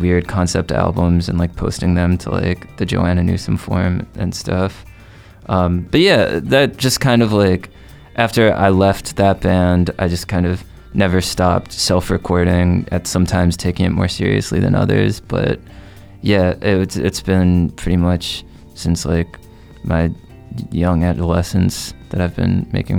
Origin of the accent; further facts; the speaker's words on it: New Jersey, United States; I'm from Jersey.